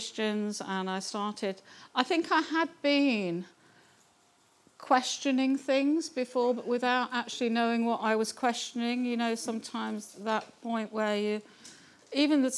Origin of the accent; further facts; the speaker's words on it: Kettering, East Midlands, United Kingdom; moved away as an adult; I was actually born in Kettering, so not far, so I've almost ended up coming back home. I was born in Kettering.